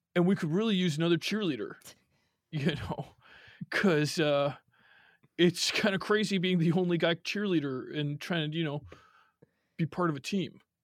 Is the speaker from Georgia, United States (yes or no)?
no; Cary, Illinois, United States; born or raised there